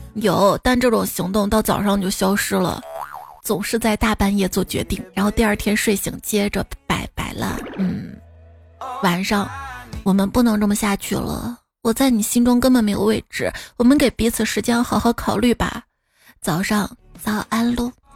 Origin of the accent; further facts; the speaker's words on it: Xi'an, Shaanxi, China; 以前我们西安最火的是赛格电脑城